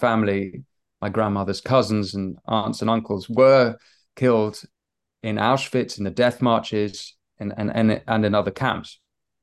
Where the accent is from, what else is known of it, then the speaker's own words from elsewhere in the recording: United Kingdom; So I was raised Catholic, Protestant, but I'm British as well